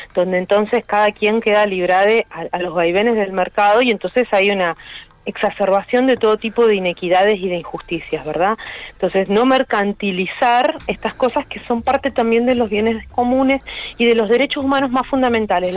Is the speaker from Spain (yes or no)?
no; Rosario, Santa Fe, Argentina; moved away as an adult; now in Buenos Aires, Argentina; yo soy de Rosario y me vine a Buenos Aires a hacer la carrera de biología en exactas